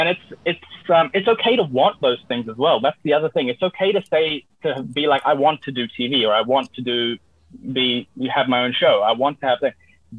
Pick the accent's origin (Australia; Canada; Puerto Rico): Australia; This is who I am. I'm from Australia.